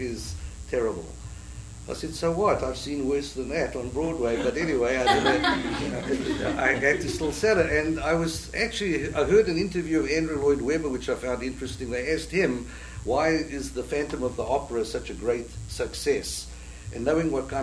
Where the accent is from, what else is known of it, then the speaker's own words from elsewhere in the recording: South Africa; moved away as an adult; now in New York, United States; I come from South Africa, and I immigrated to the States 32 years ago